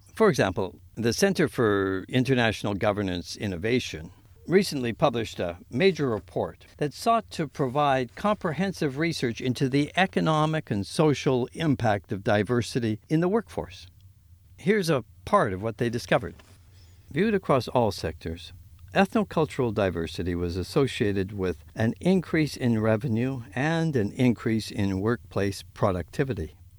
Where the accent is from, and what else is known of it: Winnipeg, Manitoba, Canada; born or raised there